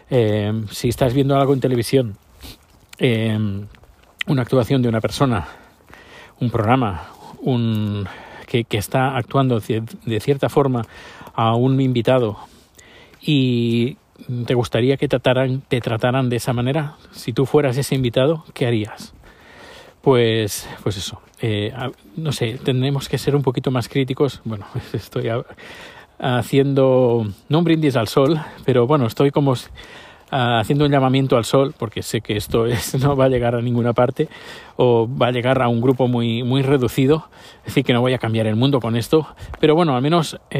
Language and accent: Spanish; Spain; now in Sweden; Ya, bueno, ya hace como, no sé, 10 años más, eh, desde que me fui de España, no veo la televisión.